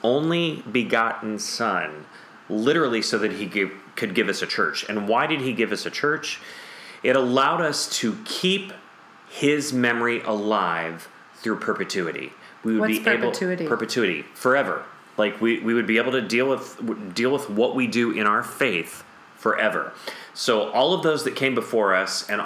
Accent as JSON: {"language": "English", "region": "Northeast Ohio", "country": "United States", "tie": "born or raised there", "moved": "yes", "lives_now": "Tennessee, United States", "said": "I grew up in Northeast Ohio"}